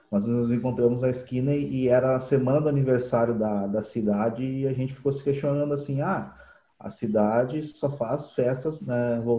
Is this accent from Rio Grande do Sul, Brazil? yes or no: yes; Novo Hamburgo, Rio Grande do Sul, Brazil; tenho 30 anos, sou de Novo Hamburgo, região metropolitana de, de Porto Alegre.